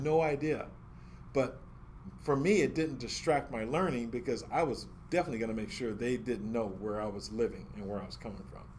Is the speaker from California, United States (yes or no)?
yes; California, United States; also born or lived in Chicago, Illinois; I was born in Chicago, Illinois, I, I don't know anything about Chicago because we came to California right away